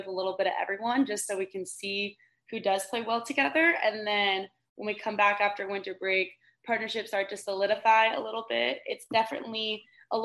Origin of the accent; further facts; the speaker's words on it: Texas, United States; moved away as an adult; now in Georgia, United States; I've also always grown up in the South. So even though Georgia and I'm from Texas